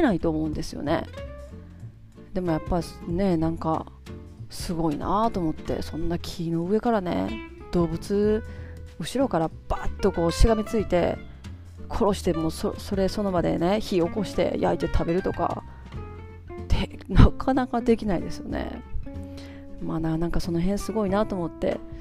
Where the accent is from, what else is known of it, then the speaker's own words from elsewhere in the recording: Japan; 私とかなんかやっぱ日本で生まれてる